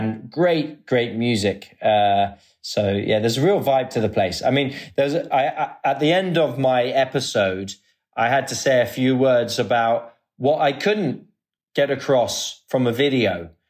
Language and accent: English; England, United Kingdom; now in Dubai, United Arab Emirates; I'm from England, but I live in Dubai.